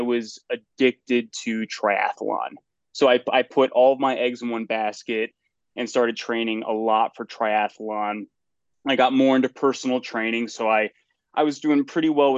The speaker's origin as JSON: {"language": "English", "area": "Litchfield County", "region": "Northwest Connecticut", "country": "United States", "tie": "born or raised there", "said": "I grew up in Litchfield County, Northwest Connecticut"}